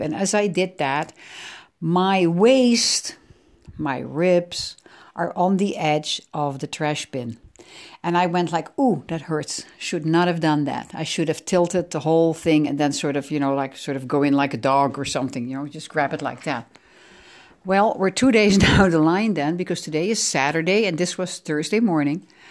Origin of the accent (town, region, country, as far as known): The Hague, South Holland, Netherlands; born or raised there; English is a second language; also born or lived in Amsterdam